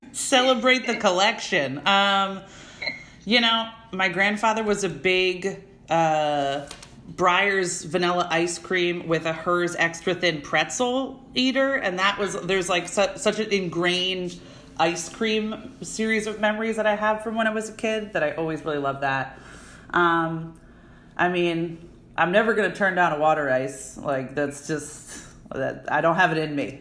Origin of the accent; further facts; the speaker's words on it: Narberth, Pennsylvania, United States; I was born and raised right outside in a town called Narberth